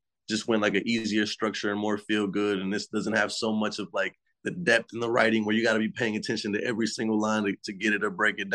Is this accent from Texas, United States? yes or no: yes; Houston, Texas, United States; I'm from Houston, Texas, and I just turned 25.